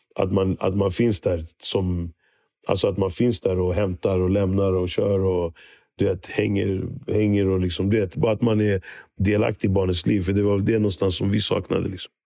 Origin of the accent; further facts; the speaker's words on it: Stockholm, Stockholm County, Sweden; also born or lived in Kenya; min uppväxt i Hässelby